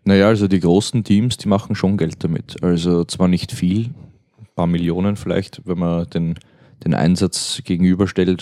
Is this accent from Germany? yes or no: no; Austria; als Österreicher